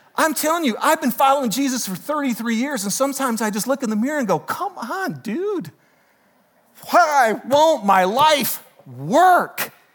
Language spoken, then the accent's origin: English; United States; this is where we struggle as American Christians